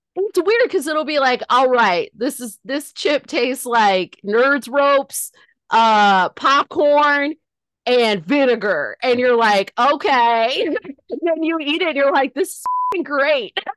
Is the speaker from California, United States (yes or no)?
yes; Northern California, United States; I was raised in Northern California